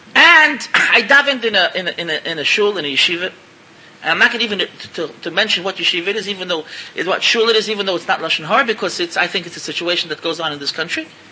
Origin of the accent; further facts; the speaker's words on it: New York City, New York, United States; moved away as an adult; now in Israel; I'm an American. I was born in, in, in Williamsburg. I went there when I was 20 years old. And I'm in Israel over 30 years